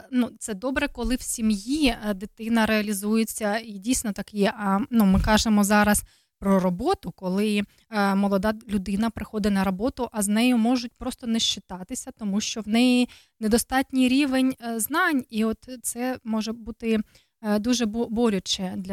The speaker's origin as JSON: {"language": "Ukrainian", "country": "Ukraine", "said": "Бо то ж українські жінки. Так, то ж українські, то ми ж з України."}